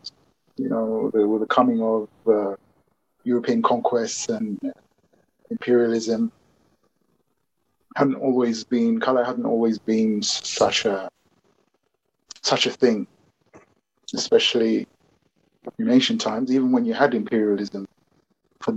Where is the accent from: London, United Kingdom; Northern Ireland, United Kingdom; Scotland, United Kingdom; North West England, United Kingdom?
London, United Kingdom; an African Londonian in some ways, because I've grown up in London